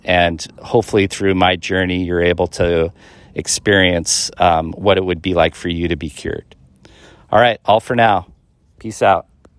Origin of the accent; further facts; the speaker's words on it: Seattle, Washington, United States; I'm from the Washington State area, um, the Seattle, Greater Seattle area